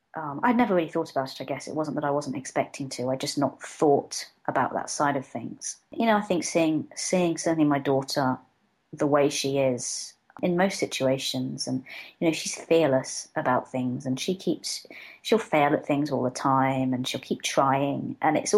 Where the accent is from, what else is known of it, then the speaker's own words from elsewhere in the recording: Hong Kong; born there; I'm Filipino by sort of genetics. I was adopted from birth, but I've never really been. I've been to the Philippines once. I was born in Hong Kong, and I've spent quite a bit of time there.